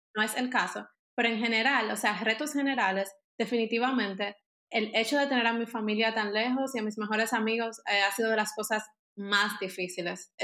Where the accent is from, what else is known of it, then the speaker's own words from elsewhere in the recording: Dominican Republic; moved away as an adult; now in Germany; yo soy de República Dominicana, pero ahora mismo yo vivo en Alemania